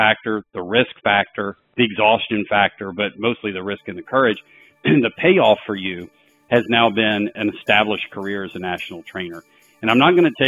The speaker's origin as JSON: {"language": "English", "town": "Atlanta", "region": "Georgia", "country": "United States", "said": "We're both from Atlanta"}